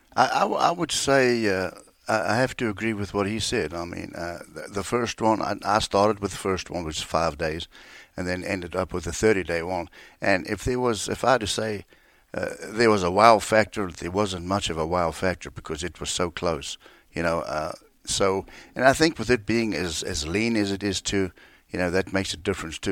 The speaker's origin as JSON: {"language": "English", "country": "South Africa", "tie": "born or raised there", "moved": "as an adult", "said": "born and raised in South Africa. I lived there"}